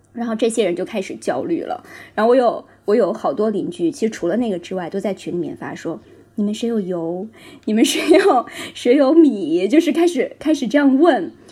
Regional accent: northern China, China; 我也是北方人

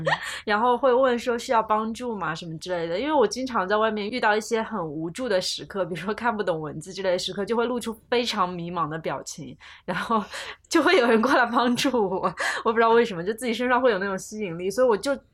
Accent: China; 我作为一个大陆人，在这种陌生的地方，我就觉得自己有一点代表大陆人

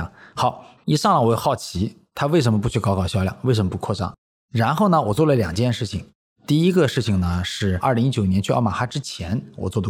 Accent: China; 今时今日，我们中国人觉得说逢年过节送个茅台挺好的

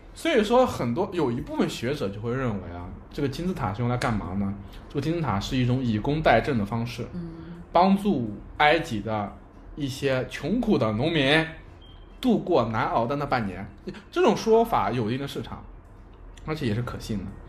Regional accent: China; 就是我们中国人说的旱就是灾年

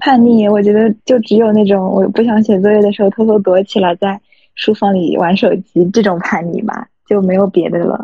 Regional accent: Shanghai, China; 从小就一直在上海

